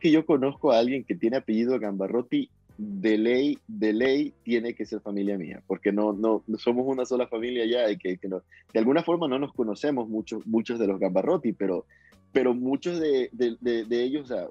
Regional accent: Guayaquil, Guayas, Ecuador; Guayaquileño, soy de Guayaquil, sí. Soy de Guayaquil, de la costa este, soy más de mariscos

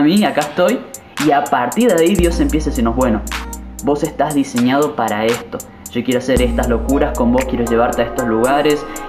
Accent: Misiones, Argentina; soy de argentina, de la provincia de Misiones, actualmente Aristóbulo del Valle

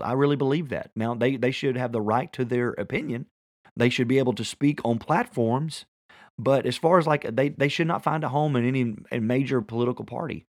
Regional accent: Tennessee, United States; I'm from Tennessee

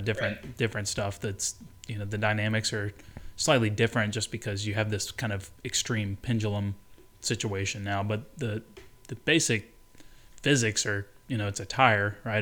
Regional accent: Birmingham, Alabama, United States; I grew up in Birmingham, Alabama

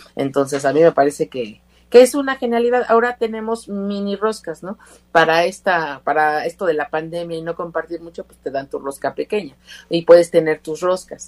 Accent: Mexico

